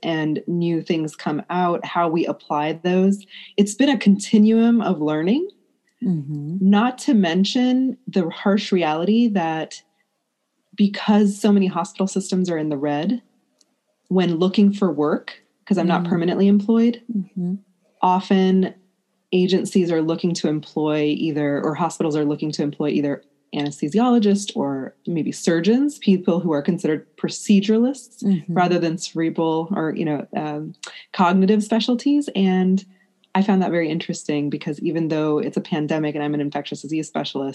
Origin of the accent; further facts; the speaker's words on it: United States; I'm an Indian American woman. I was raised in the U.S. My parents are born in India and came here in the 70s